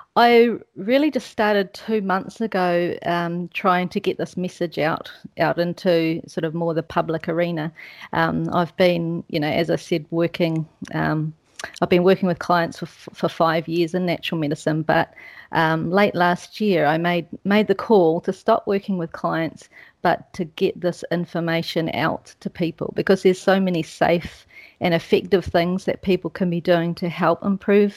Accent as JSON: {"language": "English", "country": "New Zealand", "also_born_or_lived": "Switzerland", "moved": "as an adult", "said": "I'm a Kiwi"}